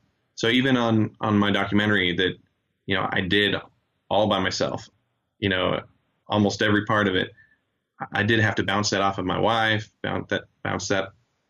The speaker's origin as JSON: {"language": "English", "country": "Chile", "moved": "yes", "said": "I've even been able to go back to my home country of Chile and teach some After Effects beginner stuff."}